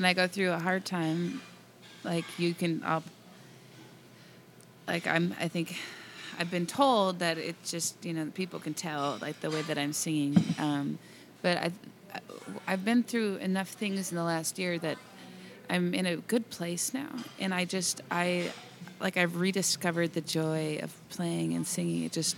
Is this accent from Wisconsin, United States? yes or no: yes; Hudson, Wisconsin, United States; also born or lived in Hammond, Wisconsin; I grew up in Hudson.